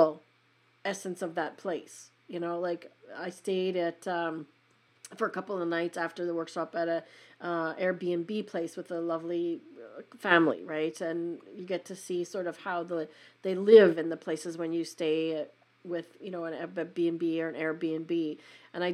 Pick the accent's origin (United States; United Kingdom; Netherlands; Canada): Canada; Western Canada; I'm in Canada